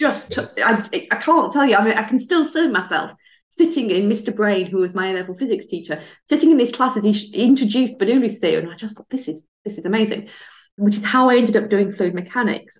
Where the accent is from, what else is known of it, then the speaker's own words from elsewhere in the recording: Barnsley, Yorkshire and the Humber, United Kingdom; growing up in Barnsley